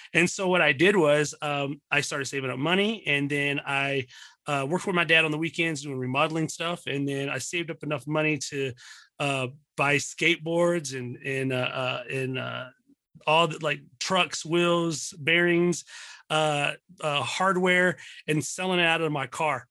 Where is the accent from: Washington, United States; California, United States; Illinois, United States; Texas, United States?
Texas, United States; Dallas; also born or lived in Pleasant Grove, Texas / Mesquite, Texas; born and raised in, uh, born and raised in Dallas, Texas